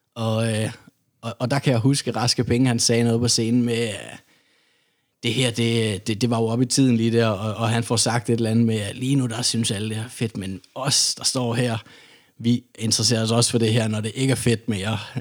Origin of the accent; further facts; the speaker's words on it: Odense, Southern Denmark, Denmark; jeg kommer jo fra Odense